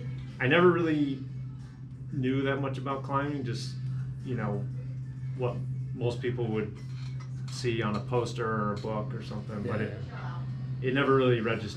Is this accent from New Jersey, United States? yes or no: yes; Ridgewood, New Jersey, United States; moved away as an adult; also born or lived in California; I grew up in Ridgewood.